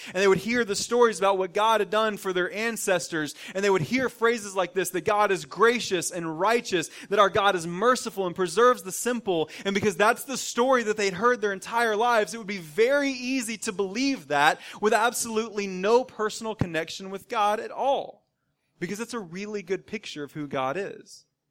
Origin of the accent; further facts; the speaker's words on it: the South, United States; growing up in the South for me, and now all of us living in the South, living in the southeastern part of our country